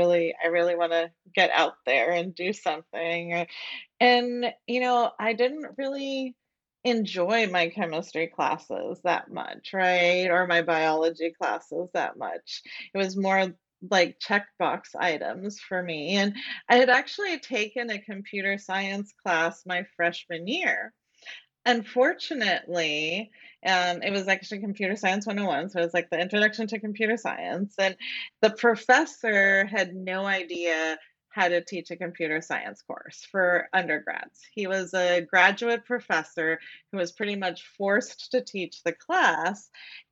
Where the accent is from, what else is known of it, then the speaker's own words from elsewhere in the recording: Florida, United States; also born or lived in Puerto Rico; I grew up in Florida, and public schools in Florida are not that good.